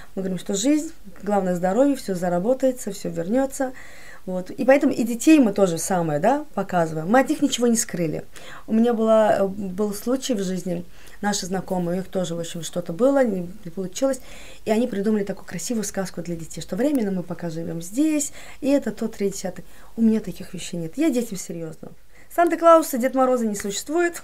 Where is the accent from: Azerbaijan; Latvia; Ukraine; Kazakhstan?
Azerbaijan; Baku; я из Баку